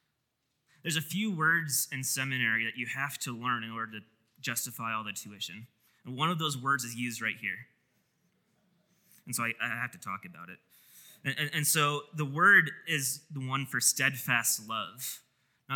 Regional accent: Wisconsin, United States; moved away; I grew up in Wisconsin

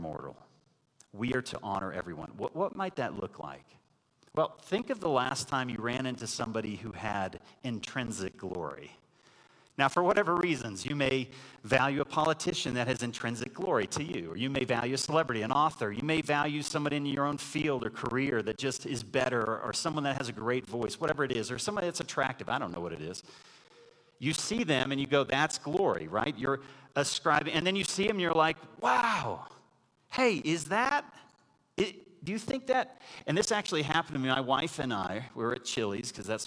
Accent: Texas, United States; growing up in Texas

